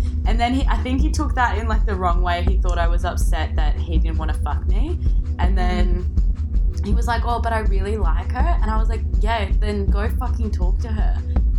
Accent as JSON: {"language": "English", "region": "South West England", "country": "United Kingdom", "said": "from Cornwall."}